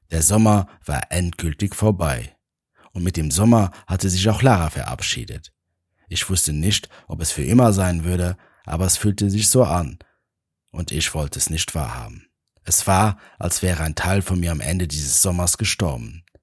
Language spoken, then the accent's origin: German; Luxembourg; now in Vienna, Austria; Mein Plan war es, in meine Heimat nach Luxemburg zu fliegen. Ich lebte schon seit einigen Jahren in Wien